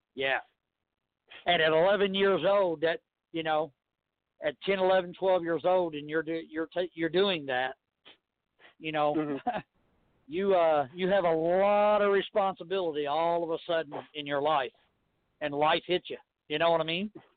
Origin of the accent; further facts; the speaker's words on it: Louisville, Kentucky, United States; we're lucky enough from Louisville